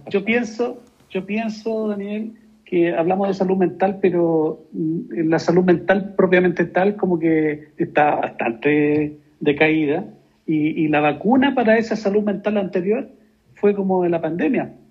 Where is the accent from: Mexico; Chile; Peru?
Chile; ciertas cosas que, nos, ciertamente nos unen como chilenos, como personas que soñamos con un país mejor